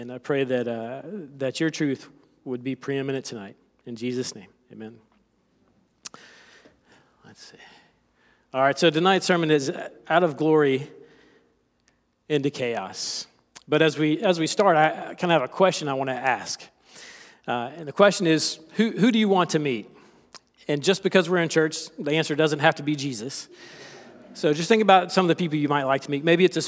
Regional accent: South Carolina, United States; I am from South Carolina. I don't have much of an accent, but there may be a few phrases or terms that I use that may be a bit foreign.

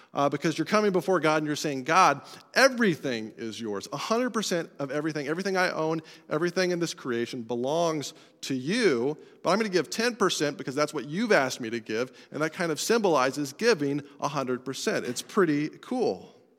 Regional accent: Colorado, United States; I'm from Colorado

